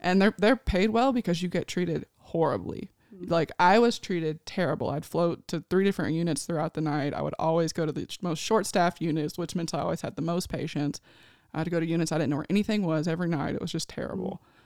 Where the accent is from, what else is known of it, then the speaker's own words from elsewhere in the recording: Nashville, Tennessee, United States; moved away as an adult; now in California, United States; I am from Nashville, Tennessee. I was born and raised there.